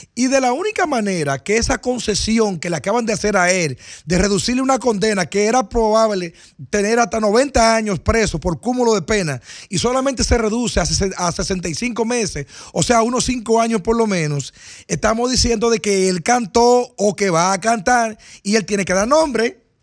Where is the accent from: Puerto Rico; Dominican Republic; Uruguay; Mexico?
Dominican Republic